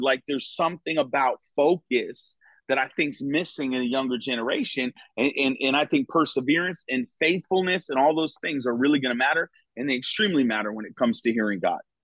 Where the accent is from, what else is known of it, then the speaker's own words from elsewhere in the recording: Connecticut, United States; moved away as an adult; now in Florida, United States; was born and raised in Connecticut.